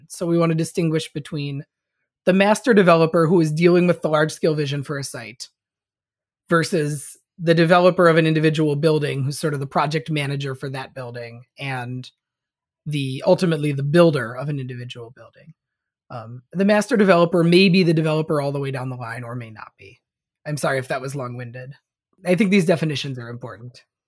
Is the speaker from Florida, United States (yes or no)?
no; Saint Paul, Minnesota, United States; my hometown, um, of Saint Paul, Minnesota, where I currently am